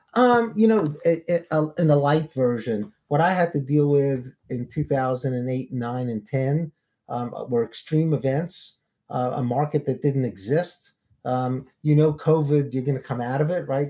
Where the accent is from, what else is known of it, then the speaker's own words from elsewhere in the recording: New York City, New York, United States; now in Atlanta, United States; I grew up in the projects, actually, uh, in East New York and Brooklyn.